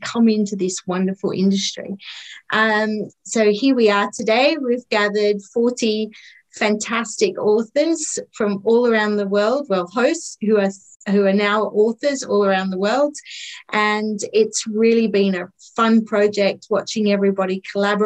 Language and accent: English; Australia; also born or lived in Tetbury, Cotswolds, United Kingdom; now in United Kingdom; I am also an Aussie, but I'm living in the UK, so I'm on the other side of the world where I'm from